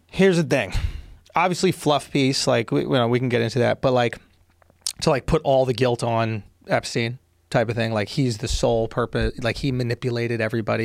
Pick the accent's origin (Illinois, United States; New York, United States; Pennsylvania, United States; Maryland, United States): New York, United States; I grew up in New York